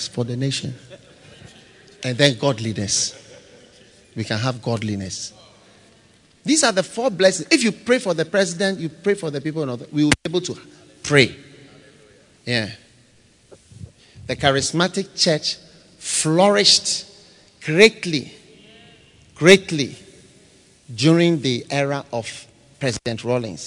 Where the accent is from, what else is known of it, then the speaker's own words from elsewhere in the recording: Ghana; I've never been to school outside Ghana even for 1 week. All my school, I went to Ghana. I've never been abroad